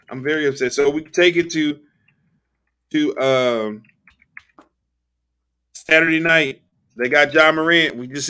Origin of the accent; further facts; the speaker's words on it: Cedar Hill, Texas, United States; join us live this Sunday from Cedar Hill, Texas, my hometown.